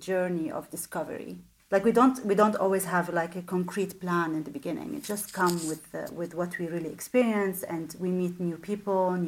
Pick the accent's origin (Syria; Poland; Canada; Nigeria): Syria; Damascus, Damascus Governorate; moved away as an adult; now in Netherlands; I'm originally from Damascus. I was born in Damascus. I lived there until 1999